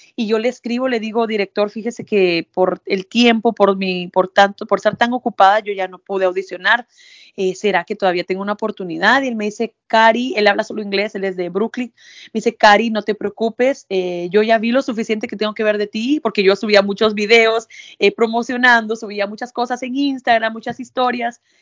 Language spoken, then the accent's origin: Spanish; Villa Nueva, Guatemala Department, Guatemala; moved away as an adult; also born or lived in Quiché; now in New York, United States; Yo soy de Guate, ¿verdad? Eh, crecí en Villanueva, pero mi familia es de un municipio del Quiché